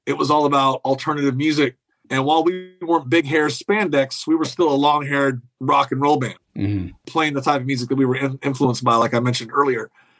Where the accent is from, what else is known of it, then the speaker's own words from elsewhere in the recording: Kansas, United States; also born or lived in Nashville / Los Angeles; I moved, relocated, even though I'm from Kansas, I was living in Nashville when this all went down.